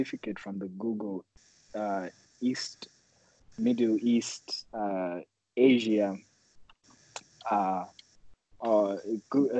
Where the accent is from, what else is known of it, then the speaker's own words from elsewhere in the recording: Zimbabwe; moved away as an adult; now in Wenzhou, China; I'm from Zimbabwe, beautiful country called Zimbabwe in Africa.